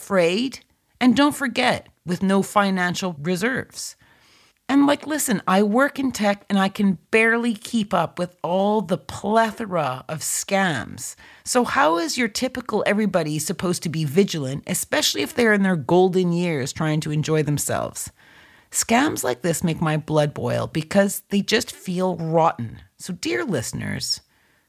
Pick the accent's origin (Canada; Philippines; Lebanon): Canada; in my home country of Canada